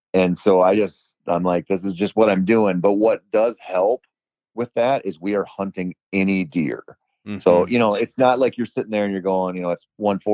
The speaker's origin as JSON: {"language": "English", "region": "Minnesota", "country": "United States", "said": "my home state of Minnesota"}